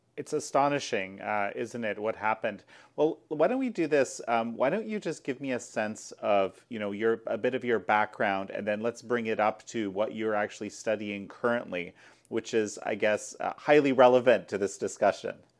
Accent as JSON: {"language": "English", "country": "Canada", "said": "my home country of Canada"}